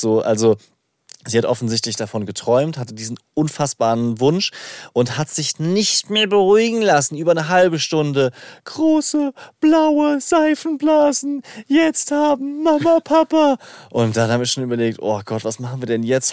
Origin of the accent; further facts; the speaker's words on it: Rhineland-Palatinate, Germany; accent: Palatine; in der Pfalz hat man immer Schwierigkeiten mit harten Konsonanten